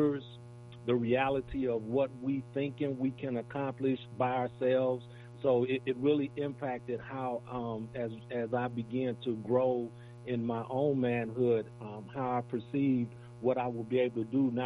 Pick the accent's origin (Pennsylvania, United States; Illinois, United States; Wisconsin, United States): Wisconsin, United States; Milwaukee; I was born and raised in Milwaukee